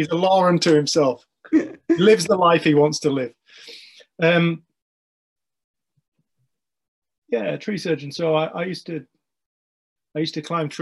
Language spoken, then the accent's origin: English; English Lake District, North West England, United Kingdom; I am from the English Lake District.